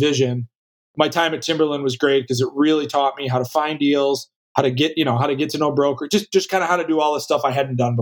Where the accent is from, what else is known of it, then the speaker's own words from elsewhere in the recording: Madison, Wisconsin, United States; also born or lived in California; now in Minneapolis, United States; I grew up in Madison mostly